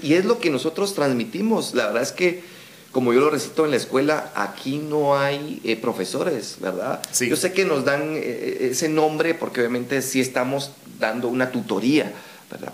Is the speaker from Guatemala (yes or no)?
yes; Guatemala; nuestro acento no digamos guatemalteco